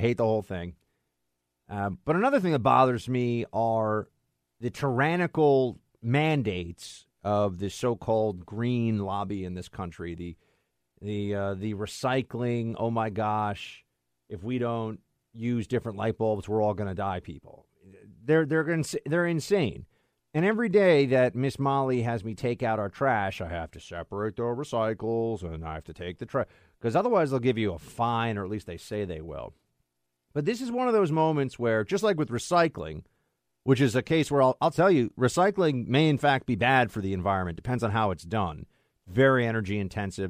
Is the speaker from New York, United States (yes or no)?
yes; New York City, New York, United States; I'm from New York City, born and raised